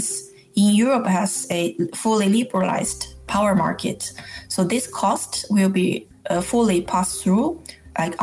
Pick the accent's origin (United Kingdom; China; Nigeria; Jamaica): China; moved away as an adult; now in Norway; I live in Norway, but I grew up in China